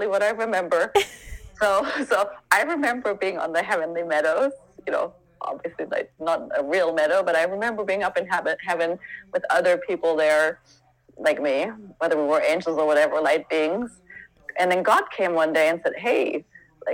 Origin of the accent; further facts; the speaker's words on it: Germany; moved away as an adult; also born or lived in Santa Barbara, California; now in Sedona, United States; I grew up there and I left when I was 26